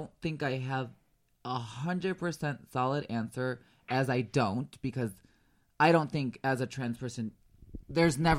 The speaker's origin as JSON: {"language": "English", "town": "Chicago", "region": "Illinois", "country": "United States", "tie": "born or raised there", "moved": "yes", "said": "the culture that I was brought up in Chicago decades ago"}